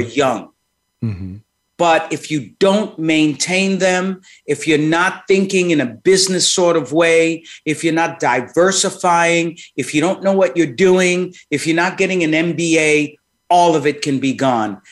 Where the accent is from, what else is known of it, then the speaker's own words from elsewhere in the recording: New York City, New York, United States; moved away as an adult; also born or lived in Manhattan / Rochester, New York / Washington, D.C.; grew up in Brooklyn, born in Manhattan, grew up in Brooklyn, uh, spent most of my life there